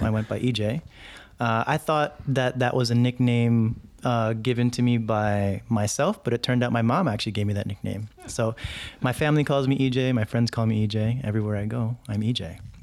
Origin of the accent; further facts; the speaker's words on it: New York City, New York, United States; also born or lived in Jersey City; I grew up in, in New York City, and, uh, we moved there from Jersey City when I was around five or six